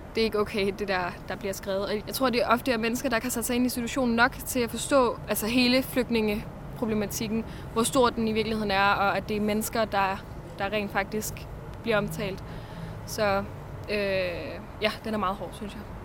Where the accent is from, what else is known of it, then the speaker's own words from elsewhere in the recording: Denmark; det er de værdier, vi er vokset op med i Danmark